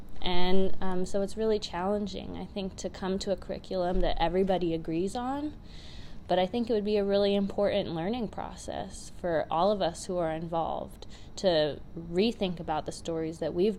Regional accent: Anchorage, Alaska, United States; I use she, her pronouns. And I was born here in Anchorage, or Dakayakuk, in Dena'ina homelands.

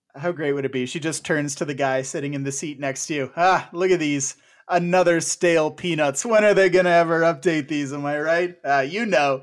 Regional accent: Canada; a Canadian of a certain age

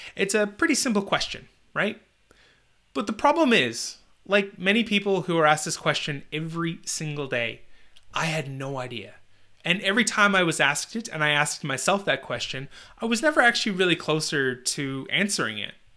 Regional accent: Northern Canada, Canada; a job delivering newspapers in my hometown in Northern Canada

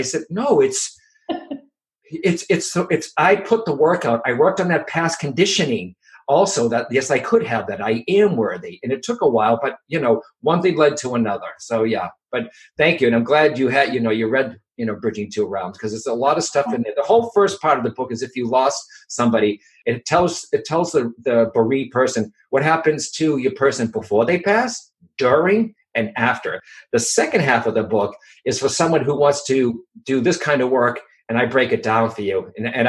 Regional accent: Boston, Massachusetts, United States; accent: Boston; also born or lived in California / England; with my Boston accent

